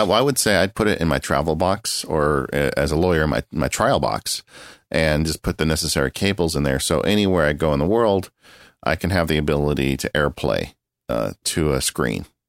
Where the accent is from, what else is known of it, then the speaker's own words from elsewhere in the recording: Southern California, United States; born and raised in Southern California